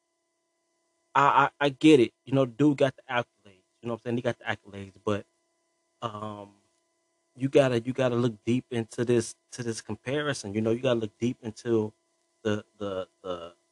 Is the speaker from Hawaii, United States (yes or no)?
no; Chicago, Illinois, United States; I'm from Chicago, born and raised